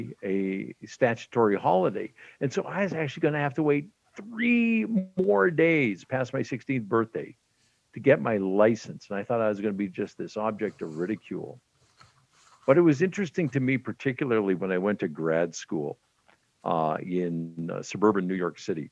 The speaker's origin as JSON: {"language": "English", "region": "Western Canada", "country": "Canada", "tie": "born or raised there", "said": "I grew up in Western Canada back in the day"}